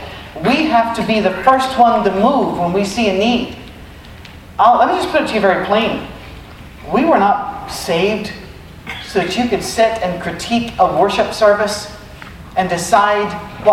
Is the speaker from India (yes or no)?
no; United Kingdom; I don't even do that here. I'm British. We don't do that.